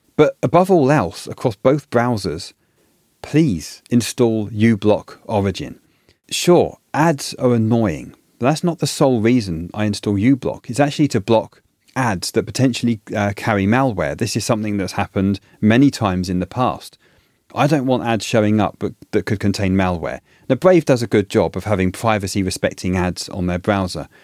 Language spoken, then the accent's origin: English; United Kingdom; moved away; In the U K, where I'm originally from, as you can tell from my accent